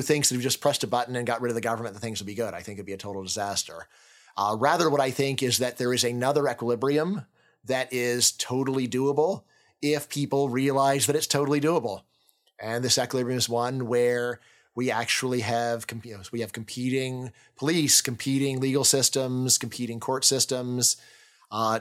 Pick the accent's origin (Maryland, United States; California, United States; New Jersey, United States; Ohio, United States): California, United States; I'm from California